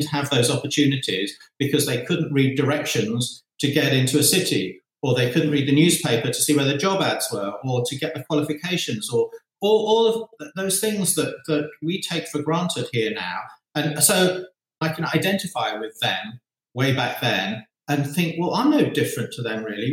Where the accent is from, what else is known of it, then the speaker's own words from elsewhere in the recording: Zambia; moved away; my childhood in Zambia was in many ways idyllic